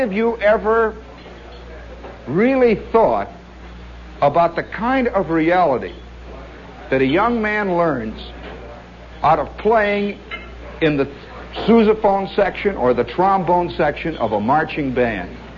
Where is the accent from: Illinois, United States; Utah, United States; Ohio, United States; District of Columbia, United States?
Illinois, United States; Chicago; moved away; I come from Chicago